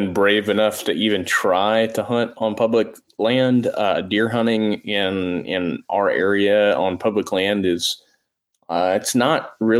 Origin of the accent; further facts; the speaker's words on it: Tennessee, United States; I'm from Tennessee.